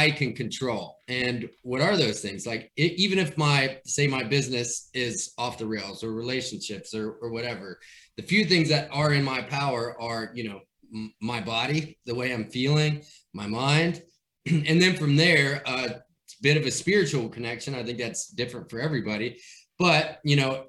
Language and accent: English; Bowling Green, Kentucky, United States; now in Nashville, United States; I'm originally from Kentucky, right? So yeah. Bowling Green, outside of there, my family has a farm